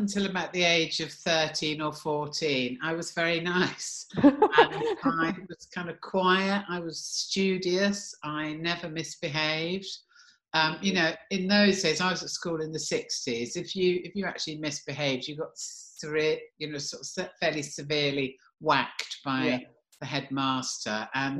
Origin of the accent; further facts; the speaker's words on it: a village in Kent, South East England, United Kingdom; also born or lived in Southeast London; now in London, United Kingdom; I was born in Southeast London, which is where I've ended up. But I only lived in Southeast London until I was about 4, and then I was brought up in a village in Kent, which was like the total opposite.